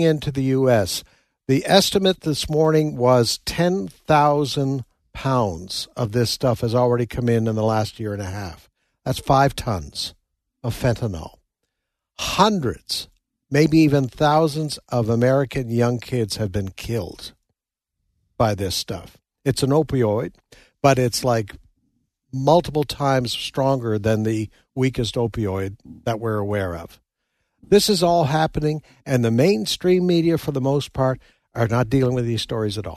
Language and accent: English; Nova Scotia, Canada; moved away; also born or lived in New Brunswick / Saskatchewan; I grew up in Nova Scotia, Canada, lived in New Brunswick